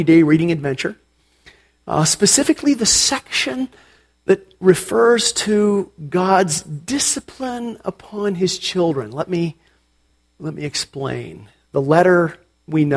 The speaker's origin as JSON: {"language": "English", "town": "Portland", "region": "Oregon", "country": "United States", "tie": "born or raised there", "said": "I grew up in Portland, Oregon, in a part of the state known as the Willamette Valley."}